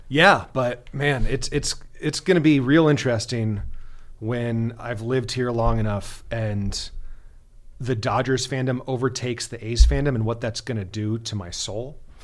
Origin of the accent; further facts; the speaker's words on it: Bay Area, California, United States; moved away; I'm, I'm from the Bay Area originally, so, uh, raised an A's fan